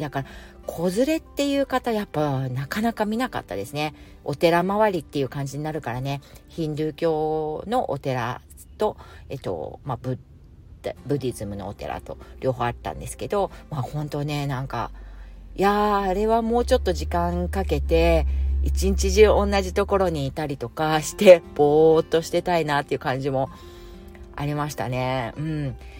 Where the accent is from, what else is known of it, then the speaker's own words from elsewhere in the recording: Japan; now in Singapore; 私がまあ一応日本人だし、日本わかるから